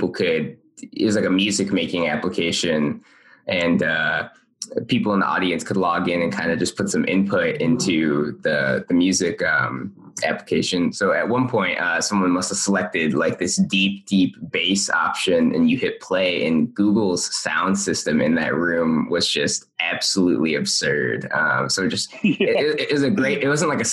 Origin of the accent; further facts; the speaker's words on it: Michigan, United States; moved away as an adult; now in Los Angeles, United States; I moved out here up into LA maybe like 2 years ago, because I'm originally from Michigan.